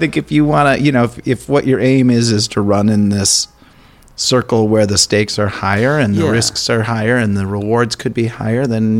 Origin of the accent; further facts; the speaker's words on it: Minnesota, United States; also born or lived in Madison, Wisconsin; I'm a Minnesotan, but I lived in Madison.